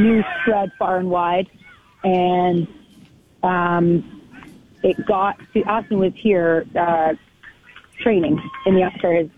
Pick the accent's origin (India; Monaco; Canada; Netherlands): Canada; now in Arizona, United States; I'm Canadian.